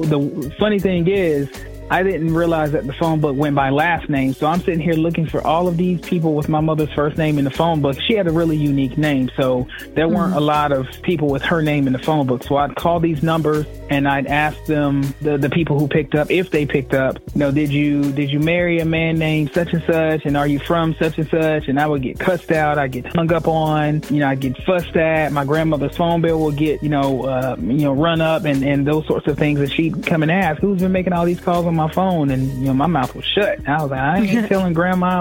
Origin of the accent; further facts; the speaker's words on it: Fayetteville, North Carolina, United States; I'm just a kid from Fayetteville, North Carolina. I grew up in Fayetteville's poorest community